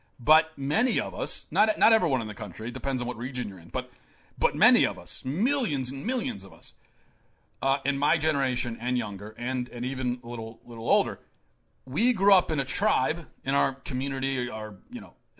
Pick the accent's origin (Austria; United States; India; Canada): United States; Maryland; how I grew up in Baltimore County. Growing up, most of my closest friends were not white Christian.